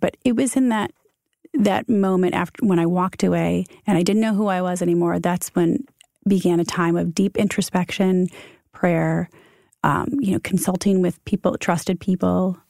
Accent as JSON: {"language": "English", "region": "Michigan", "country": "United States", "also_born_or_lived": "Ohio / Chicago", "moved": "as an adult", "lives_now": "New York, United States", "said": "We're Midwest kids. I'm from Michigan."}